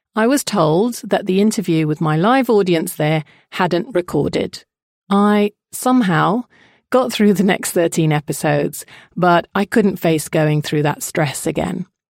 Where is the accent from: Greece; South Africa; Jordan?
Jordan; I was brought up in Jordan, to a mother who is British and a father who is Jordanian of Kurdish origin.